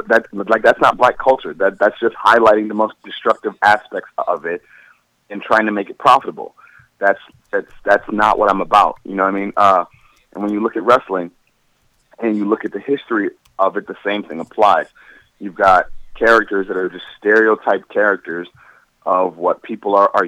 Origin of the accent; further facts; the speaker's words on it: Cleveland, Ohio, United States; I'm Cleveland born and raised.